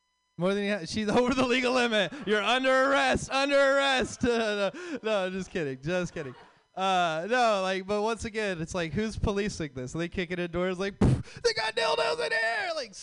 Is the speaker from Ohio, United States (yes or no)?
no; Texas, United States; now in California, United States; I'm from Texas.